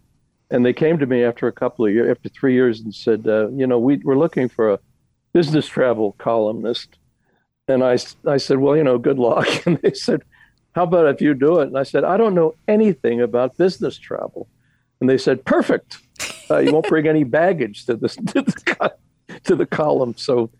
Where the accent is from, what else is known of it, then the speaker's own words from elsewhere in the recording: Philadelphia, Pennsylvania, United States; I grew up in Philadelphia